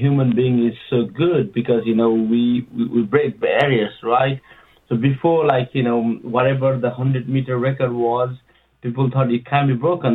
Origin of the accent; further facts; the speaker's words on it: Nepal; moved away; I'm from Nepal.